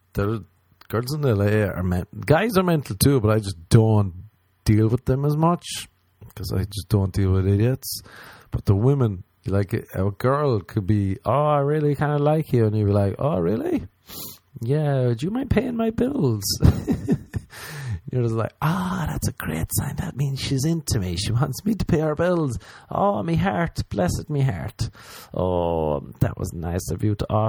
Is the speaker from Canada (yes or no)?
no; Ireland; I'm Irish